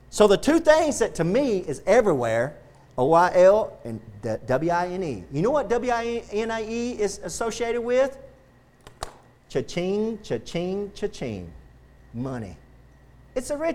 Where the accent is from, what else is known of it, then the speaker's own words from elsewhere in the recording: Texas, United States; I'm going to die a Texan, and I'm proud to be a Texan